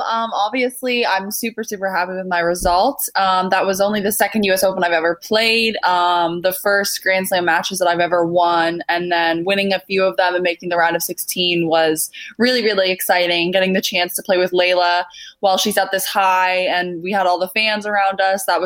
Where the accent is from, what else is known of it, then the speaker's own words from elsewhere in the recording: New Zealand; born there; also born or lived in Canada; Um, so yeah, I was born in New Zealand, um, and then my parents they were Canadian.